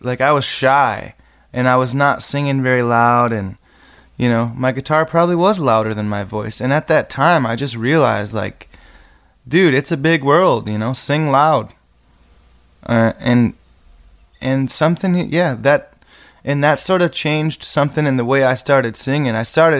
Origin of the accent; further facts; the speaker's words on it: Muir, Michigan, United States; I grew up right on the Maple River over there in Muir.